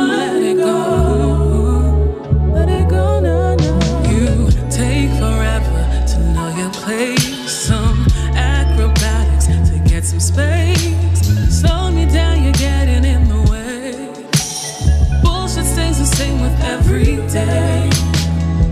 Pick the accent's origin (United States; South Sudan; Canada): Canada; Hamilton, Ontario; I'm from Hamilton